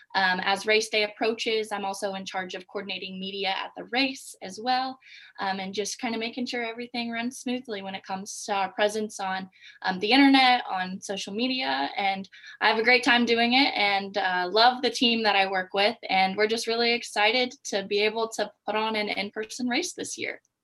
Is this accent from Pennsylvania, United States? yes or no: no; Anderson, Indiana, United States; I'm from Anderson, Indiana.